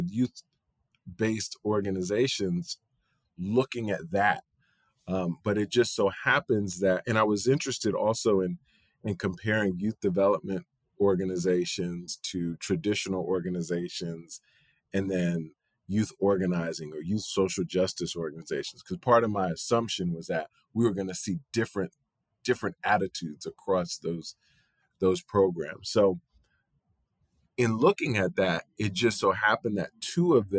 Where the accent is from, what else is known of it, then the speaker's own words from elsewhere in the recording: New York, United States; I'm born and raised in New York.